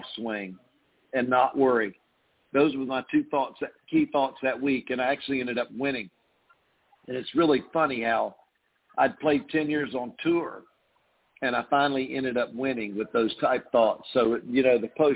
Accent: Fayetteville, North Carolina, United States; my hometown of Fayetteville, North Carolina

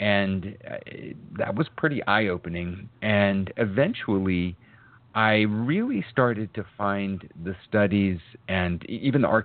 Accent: Arizona, United States; also born or lived in Massachusetts; I was born in Massachusetts. We moved out to the desert in Arizona when I was about 2.5, 3 years old

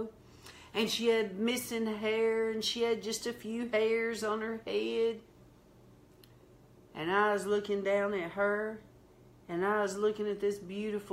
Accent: the South, United States; accent: country, southern; I sound so country, so southern

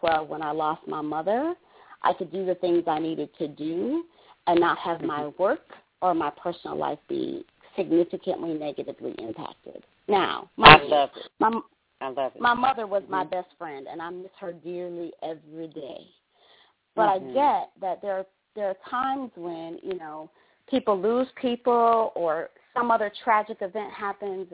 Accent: Detroit, Michigan, United States; moved away as an adult; also born or lived in New Mexico / Australia; now in Atlanta, United States; I grew up in Detroit.

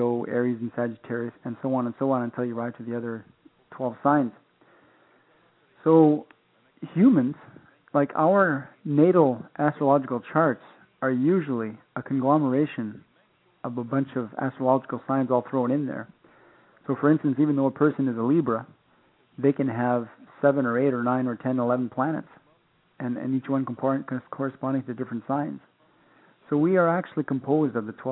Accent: Saskatchewan area, Canada; I'm Plains Cree from the Saskatchewan area in Canada, and my mother is French-Canadian, so I have a dual heritage background.

